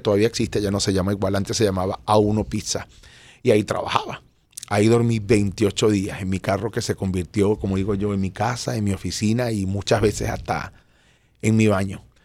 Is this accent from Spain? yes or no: no; Venezuela; moved away as an adult; now in Miami, United States; venía de ser un artista de profesión y de carrera en Venezuela